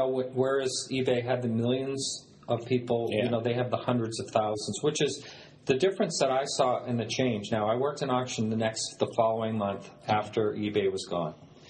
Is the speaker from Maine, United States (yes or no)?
yes; Maine, United States; moved away as an adult; also born or lived in New Hampshire; I grew up in Maine and lived in New Hampshire most of my adult life.